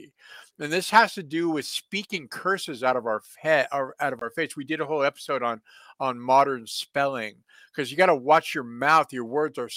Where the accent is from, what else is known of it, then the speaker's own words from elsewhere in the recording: San Francisco, California, United States; also born or lived in Encino, California; I grew up in San Francisco